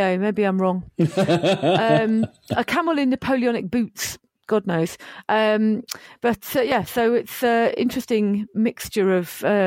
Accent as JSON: {"language": "English", "town": "Bedford", "region": "East of England", "country": "United Kingdom", "tie": "born or raised there", "said": "Bedford, which is my hometown"}